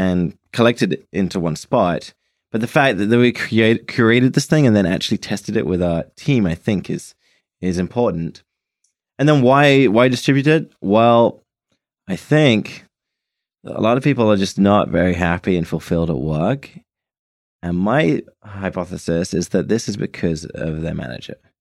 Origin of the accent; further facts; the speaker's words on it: United Kingdom; I'm British